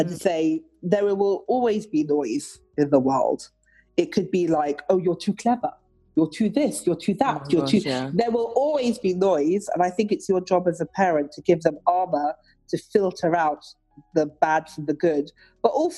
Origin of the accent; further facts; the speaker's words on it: London, United Kingdom; I grew up in Mayfair